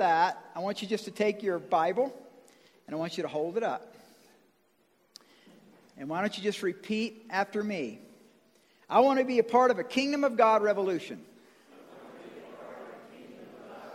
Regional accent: Georgia, United States; I'm from Georgia

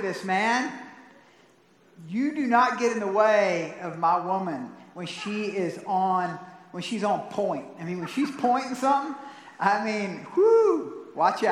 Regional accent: Atlanta, Georgia, United States; also born or lived in South Carolina; now in Colorado Springs, United States; I grew up in the rural South, part of it, and the suburban South. So I was a part of both in the Atlanta area as well in South Carolina

